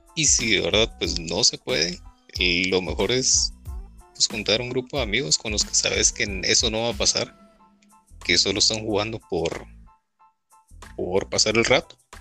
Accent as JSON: {"language": "Spanish", "country": "Guatemala", "said": "acá en Guatemala"}